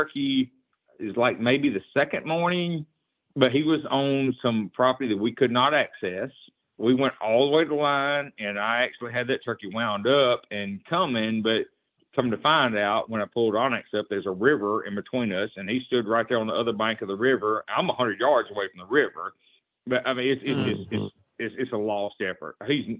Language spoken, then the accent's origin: English; United States; this is even my home state, but I'll even include Louisiana. Louisiana, Mississippi, and Alabama are the most difficult turkeys